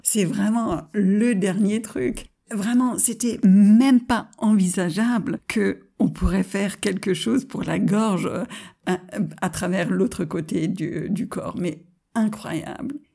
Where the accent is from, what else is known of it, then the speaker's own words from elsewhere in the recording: United States; French is a second language; moved away as an adult; now in France; en tant qu'américaine qui est venue s'installer en France.